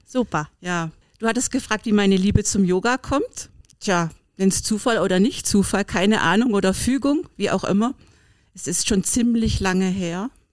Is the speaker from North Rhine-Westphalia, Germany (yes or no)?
no; Berlin, Germany; ich komme ja aus Berlin